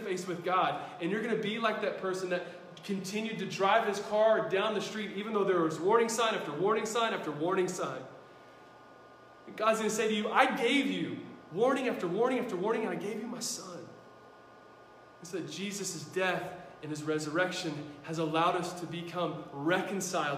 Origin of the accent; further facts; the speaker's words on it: United States; I'm an American